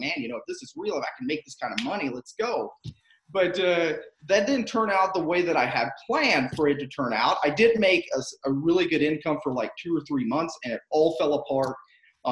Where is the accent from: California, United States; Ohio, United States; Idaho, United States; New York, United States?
Ohio, United States; Southern; moved away as an adult; now in Akron, United States; I grew up in Southern Ohio, and moved up to northeastern part of Ohio about 5 years ago